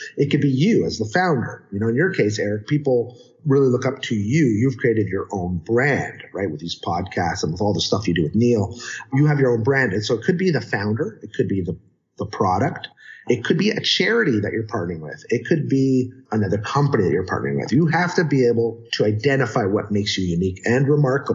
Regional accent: Canada; I'm Canadian

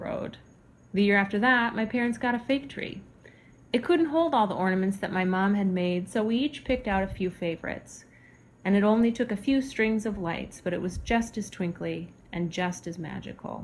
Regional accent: Alaska, United States; As a child growing up in Alaska

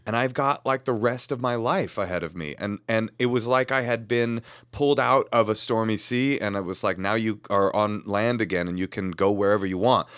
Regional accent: Bay Area, California, United States; I was raised in the Bay Area

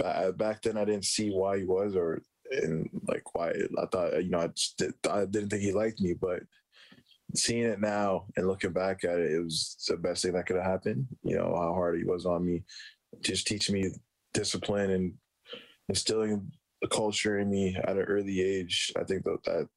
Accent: Edmonton, Alberta, Canada; also born or lived in Alexandria, Egypt; I was basically raised in Edmonton my whole life

